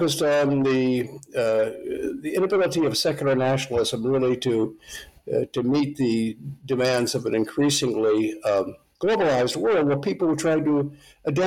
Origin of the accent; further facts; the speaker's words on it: United States; I'm an American, German immigrant background